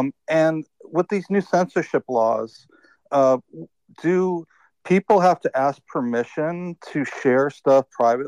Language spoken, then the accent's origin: English; United States; I am an American activist who's been trying to learn about Canadian politics.